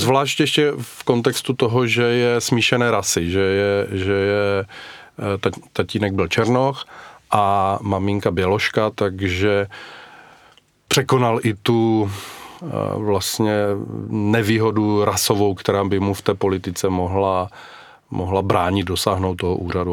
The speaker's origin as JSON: {"language": "Czech", "country": "Czechia", "said": "u nás v Brdech"}